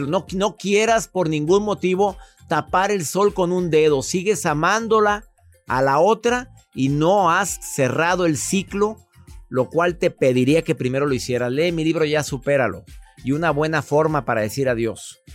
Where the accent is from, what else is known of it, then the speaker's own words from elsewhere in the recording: Costa Rica; Soy de Costa Rica